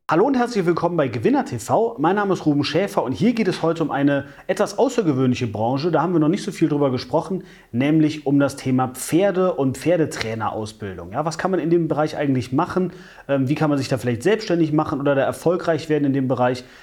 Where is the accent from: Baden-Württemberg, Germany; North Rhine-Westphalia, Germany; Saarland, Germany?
North Rhine-Westphalia, Germany; Wachtberg; moved away; ich komme ursprünglich aus Wachtberg, das ist oberhalb von Bonn.